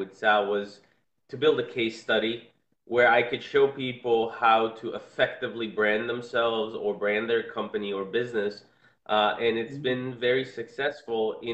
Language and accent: English; Israel; now in Miami, United States; my background is I'm originally from Israel, and my dad was a tour guide, and I used to go on tours with him